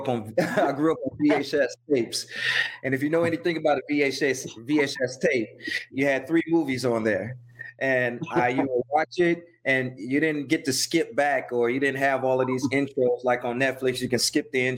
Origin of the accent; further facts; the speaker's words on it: Chicago, Illinois, United States; Growing up in Chicago, really abstract. It was really cultural, diverse, shall I say.